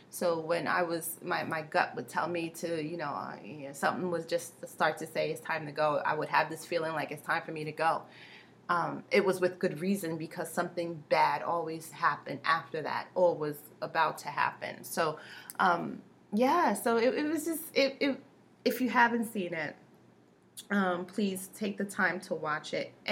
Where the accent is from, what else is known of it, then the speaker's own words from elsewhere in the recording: New York, United States; I grew up in New York, and you know, my mom was very sheltering